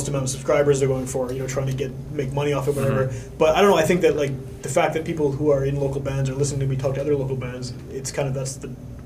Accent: Winnipeg, Manitoba, Canada; also born or lived in St. James, Winnipeg; I still feel like I'm from Wolseley

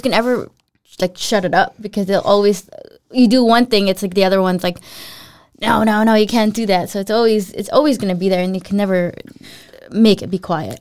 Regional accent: Philippines; also born or lived in United States; now in Denmark; when I moved to the U S, and then when I'd go home to visit the Philippines, I was the, I was the foreigner. I was like, "But I'm Filipino."

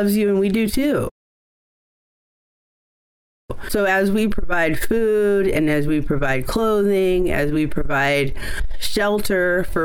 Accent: Oakland, California, United States; I was born in Oakland. A lot of my early story is in Oakland

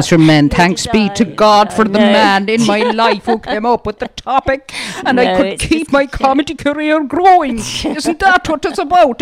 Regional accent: Manchester, North West England, United Kingdom; moved away; also born or lived in Dublin; I was born in Manchester. That's why I have a bit of an accent.

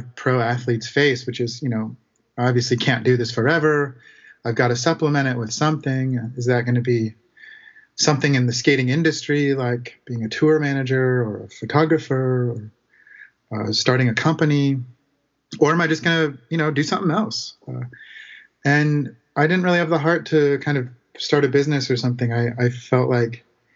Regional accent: Santa Rosa, California, United States; I grew up in Santa Rosa, California, which for those of you who don't know is north of San Francisco

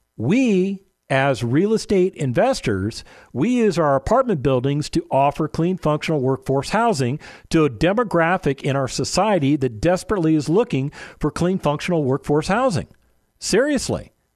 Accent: Las Vegas, Nevada, United States; now in San Antonio, United States; My hometown of Las Vegas, Nevada

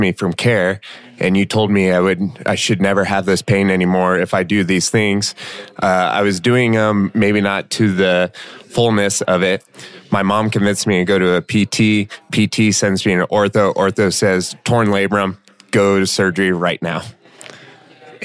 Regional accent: Elkhorn, United States; my hometown, Elkhorn

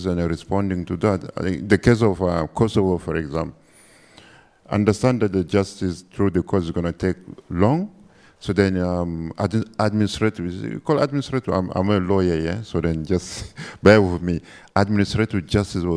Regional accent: Chad; I'm from Chad

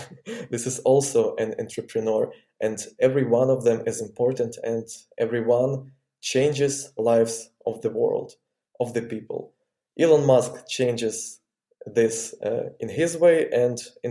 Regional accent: Ukraine; I was born in Ukraine

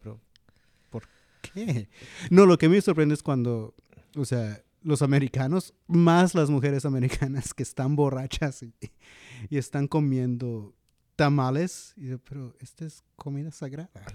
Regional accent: San Luis Potosí, Mexico; now in Chicago, United States; de donde soy de San Luis

